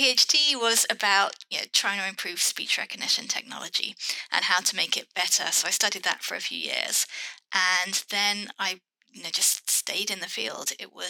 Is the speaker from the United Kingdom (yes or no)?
yes; United Kingdom; I have lived in the UK all my life.